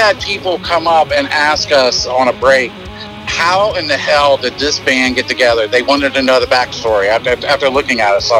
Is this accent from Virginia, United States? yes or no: yes; Northern Virginia, United States; also born or lived in Southern Maryland; now in Maryland, United States; I grew up in Northern Virginia and played with a bunch of bands, and then I relocated to Southern Maryland